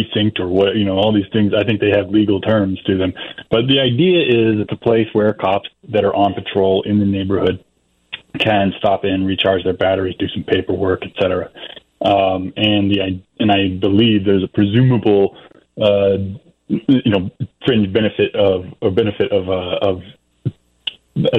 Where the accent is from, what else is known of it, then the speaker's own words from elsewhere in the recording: Atlanta, Georgia, United States; moved away; I'm from Atlanta before moving elsewhere